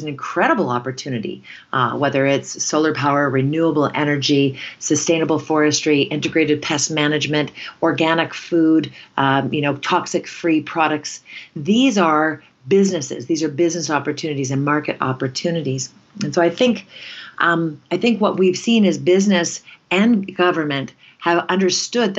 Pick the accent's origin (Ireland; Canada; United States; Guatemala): Canada; in our culture as Canadians